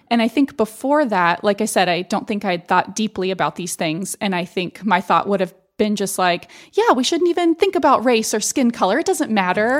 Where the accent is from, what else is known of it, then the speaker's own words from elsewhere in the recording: Austin, Texas, United States; moved away; when I was growing up in South Austin